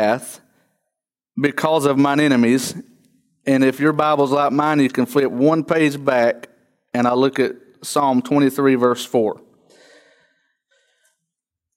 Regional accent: Trap Hill, North Carolina, United States; I was raised in Trap Hill, North Carolina

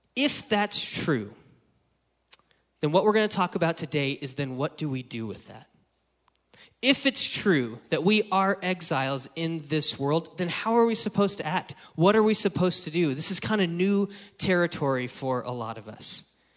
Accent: Wyoming, United States; now in San Francisco Bay Area, United States; I grew up in Wyoming

